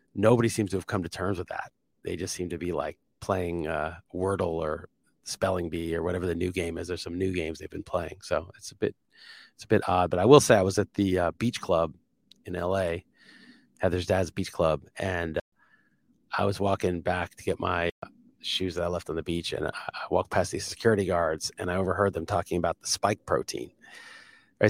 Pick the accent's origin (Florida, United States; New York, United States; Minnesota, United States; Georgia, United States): New York, United States; moved away; I'm from New York